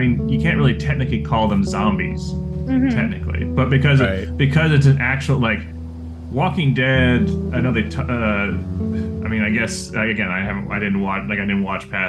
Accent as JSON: {"language": "English", "town": "Austin", "region": "Texas", "country": "United States", "tie": "born or raised there", "said": "I grew up around Austin"}